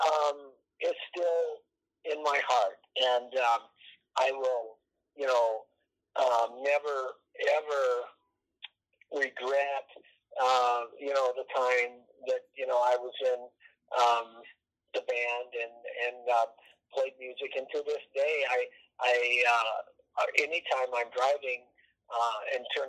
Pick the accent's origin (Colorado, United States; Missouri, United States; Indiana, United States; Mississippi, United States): Colorado, United States; Boulder; growing up in Boulder